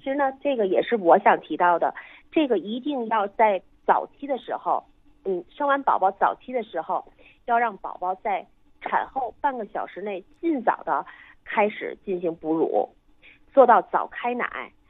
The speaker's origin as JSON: {"language": "Chinese", "country": "China", "said": "我们中国人"}